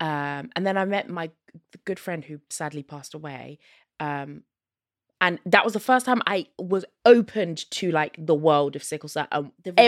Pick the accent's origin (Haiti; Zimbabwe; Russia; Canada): Zimbabwe; I am Southern African. Yeah, I'm from Zimbabwe.